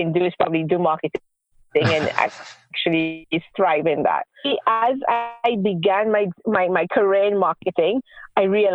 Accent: Trinidad & Tobago; moved away as an adult; now in Israel; I moved to Israel 12 years ago, and I am originally from the Caribbean, Trinidad and Tobago

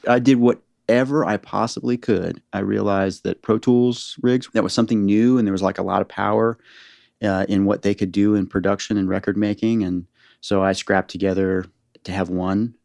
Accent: Northern Virginia, United States; moved away as an adult; also born or lived in San Francisco Bay Area / Los Angeles; now in Nashville, United States; I grew up in Northern Virginia

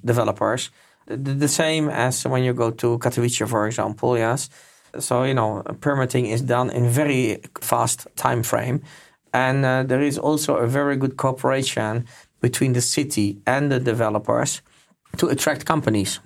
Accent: Netherlands; moved away; I'm from Holland as well

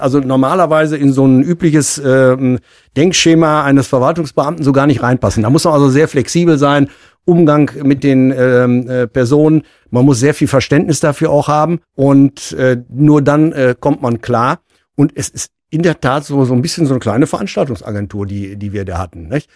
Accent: Münster, North Rhine-Westphalia, Germany; ich bin ja auch gebürtiger Münsteraner, bin ja nie weggekommen

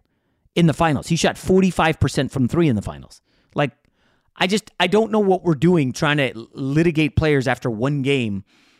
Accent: New York, United States; born there; You know, I grew up in New York. Well, born in New York. I technically didn't grow up there. But born in New York, so conditioned to dislike all Boston teams.

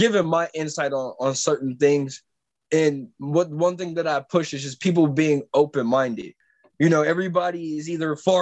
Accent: San Francisco, California, United States; I am from the Bay Area, born in San Francisco

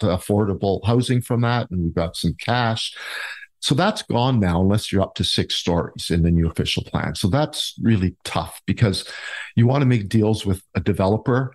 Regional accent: Niagara Falls, Ontario, Canada; also born or lived in Port Weller, Ontario; was born and raised in the Niagara area, born in Port Weller actually

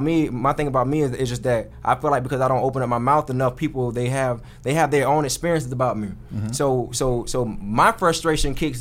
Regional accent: Florida, United States; moved away; I'm from Florida, so we got we know it's a different lingo.

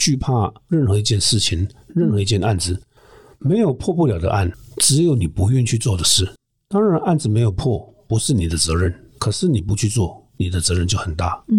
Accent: Muzha, Taipei, Taiwan; 会，我从小出生在乡下，嗯，住的地方旁边就是乱葬岗，哇。学校附近也是乱木栅第一公墓

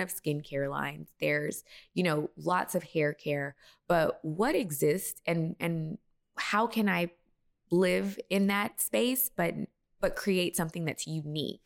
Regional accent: Texas, United States; also born or lived in Las Vegas, Nevada; born in Vegas, and then I was raised in Texas

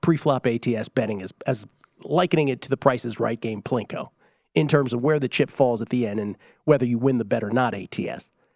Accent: Washington, District of Columbia, United States; now in Nevada, United States; where I grew up in Washington, D C

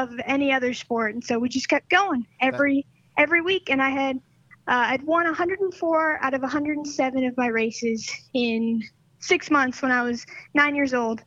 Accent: Northern California, United States; moved away as an adult; now in Charlotte, United States; I'm originally from Northern California. I moved out to Charlotte, North Carolina when I was 18

